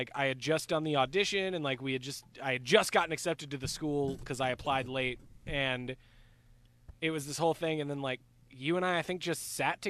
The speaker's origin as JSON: {"language": "English", "town": "Lake Jackson", "region": "Texas", "country": "United States", "tie": "born or raised there", "said": "In my hometown in Lake Jackson"}